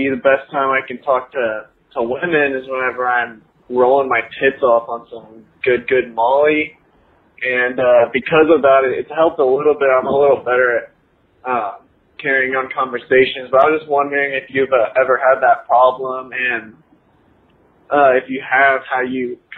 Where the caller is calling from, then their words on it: Northwest Arkansas, United States; Uh, I'm calling in from Northwest Arkansas.